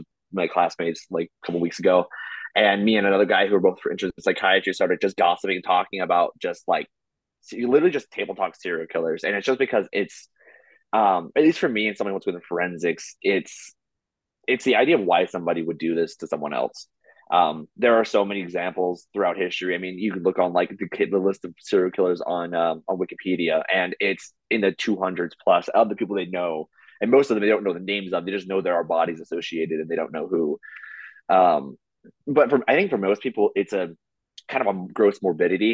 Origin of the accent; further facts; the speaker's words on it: United States; I'm American